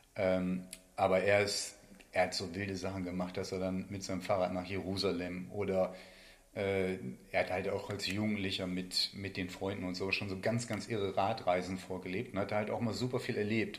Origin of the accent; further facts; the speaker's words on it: County of Bentheim, Lower Saxony, Germany; moved away as an adult; also born or lived in Meppen / Paderborn; Bin halt in der Grafschaft äh, Bad Bentheim aufgewachsen